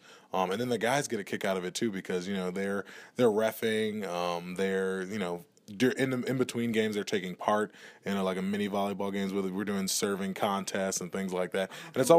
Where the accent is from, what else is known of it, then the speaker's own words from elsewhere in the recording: New Orleans, Louisiana, United States; There's a little French Creole in there. I'm originally from New Orleans.